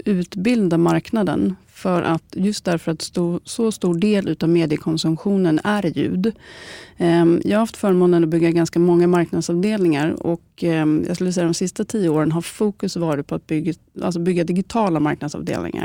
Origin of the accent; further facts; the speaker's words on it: Stockholm, Stockholm County, Sweden; är född och uppvuxen i Stockholm och har bott i mer än 30 år innanför tullarna